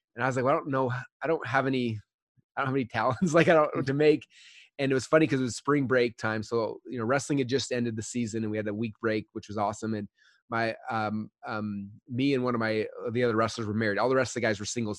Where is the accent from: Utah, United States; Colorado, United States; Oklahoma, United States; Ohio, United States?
Utah, United States; I grew up in Utah